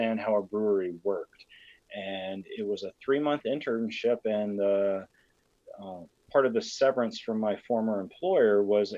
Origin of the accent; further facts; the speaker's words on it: Columbia, Tennessee, United States; I'm from Columbia, Tennessee, which is, you know, just a few hours south of you there, right in the heart of a different whiskey country, which is Tennessee whiskey. Grew up 45 minutes from both the Jack Daniel's distillery and the George Dickel distillery